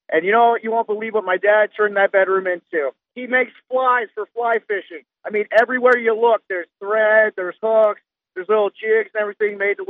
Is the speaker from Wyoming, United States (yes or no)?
yes; Wyoming, United States; moved away; I'm originally from Wyoming, and I go back there, you know, for holidays and everything.